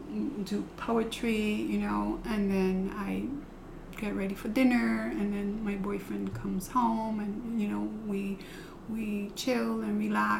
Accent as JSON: {"language": "English", "town": "New York City", "region": "New York", "country": "United States", "tie": "born or raised there", "also_born_or_lived": "Ohio", "moved": "as an adult", "lives_now": "Bushkill, United States", "said": "I was born in Ohio, but I was raised in the Bronx"}